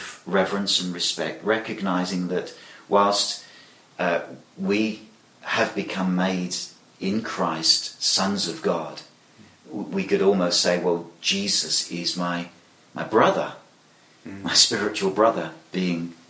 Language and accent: English; England, United Kingdom; I'm British, and I think that the word buddy is perhaps something that we wouldn't use in England readily